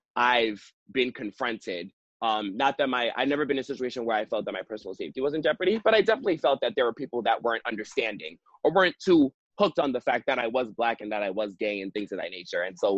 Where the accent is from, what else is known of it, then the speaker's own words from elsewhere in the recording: New York, United States; I was raised in New York